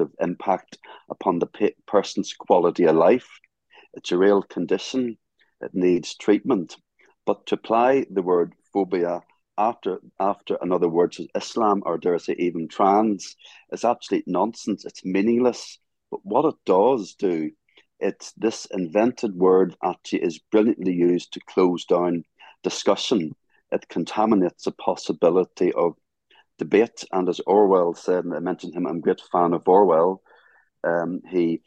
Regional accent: Northern Ireland, United Kingdom; I'm from Northern Ireland

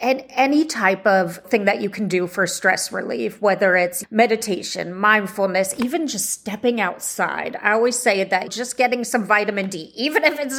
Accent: Bay Area, California, United States; Here in the Bay Area, you know, I just put in mental health support in my hometown

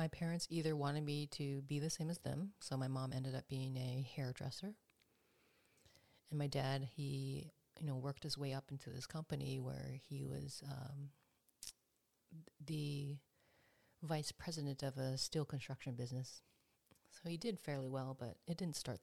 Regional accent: Canada; first language English; I was born in Canada. My parents immigrated from Korea. And growing up here

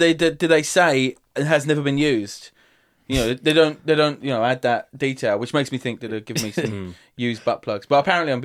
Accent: Dagenham, London, United Kingdom; and my accent was way strong. Like, I've got a posh, not posh, but like, people in Dagenham would say I've got a posh voice. Now, after I went to drama college, but like, before then, I was a little spiv.

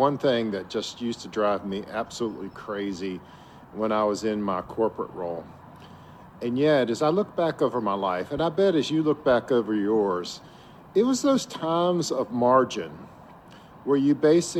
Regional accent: Virginia Beach, Virginia, United States; Today, I'm coming to you from my hometown of Virginia Beach.

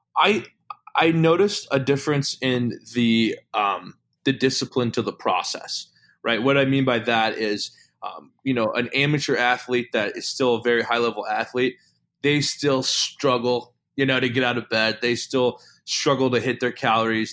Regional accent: Illinois, United States; moved away as an adult; also born or lived in Dubuque, Iowa / West Coast / Kenosha, Wisconsin; I'm from Illinois, born and raised

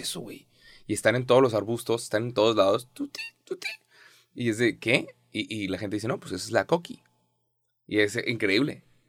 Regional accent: Mexico

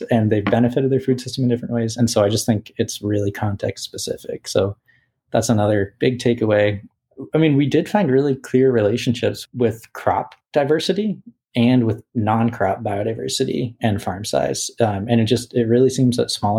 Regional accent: Boston, Massachusetts, United States; when Whole Foods came into Boston, it's like my hometown

